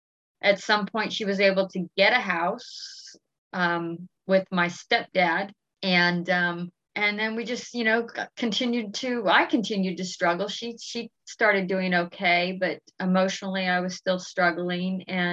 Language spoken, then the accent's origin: English; Washington, District of Columbia, United States; born there; I was born in Washington, D.C. in 1968 in the middle of the Civil War riots.